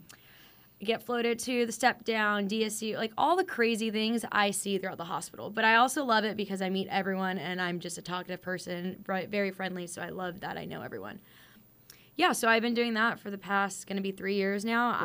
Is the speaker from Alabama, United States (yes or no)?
no; Fresno, California, United States; also born or lived in Orange County, California; I am born and raised from California, uh, the armpit of the state, aka Fresno